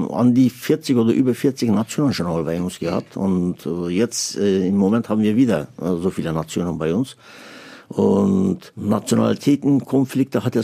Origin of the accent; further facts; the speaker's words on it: Turkey; now in Germany; Ja, also wenn ich, wenn ich sage, ich bin ein stolzer Türke, ganzer stolzer Türke, Türkei ist allerbeste zum Beispiel, ja